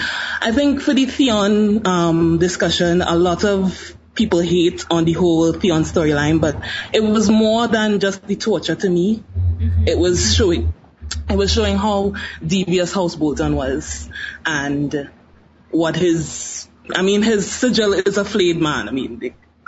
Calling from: Trinidad & Tobago; I'm actually calling from Trinidad and Tobago.

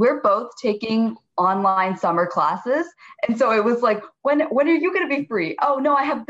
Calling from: Fairfax, Virginia, United States; We are from Fairfax, Virginia, very close to DC.

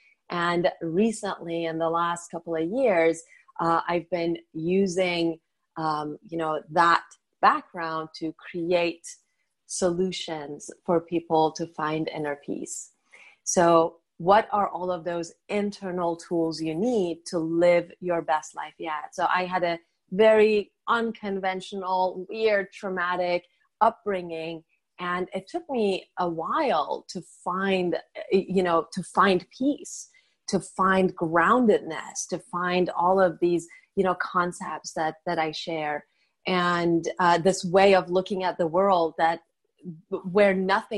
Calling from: Los Angeles, California, United States; I'm talking from beautiful, sunny Southern California, Los Angeles, California.

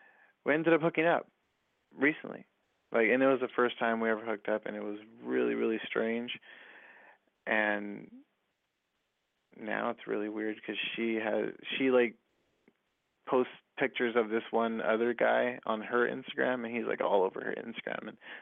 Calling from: Inland Empire, California, United States; I'm calling from the Inland Empire.

